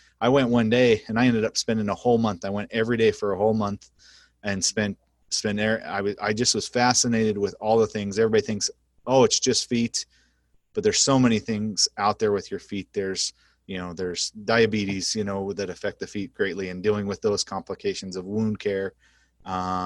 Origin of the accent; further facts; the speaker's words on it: Idaho, United States; moved away as an adult; also born or lived in Cleveland, Ohio / New Jersey / Oklahoma; now in North Platte, United States; I grew up in Idaho